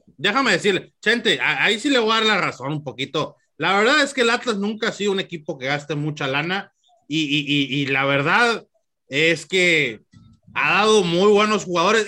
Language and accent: Spanish; Los Mochis, Sinaloa, Mexico; yo soy mochitense, a mucha honra